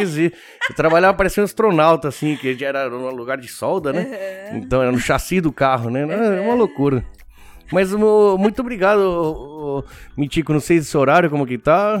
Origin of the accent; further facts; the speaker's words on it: Argentina; now in Japan; eu fui criado na Argentina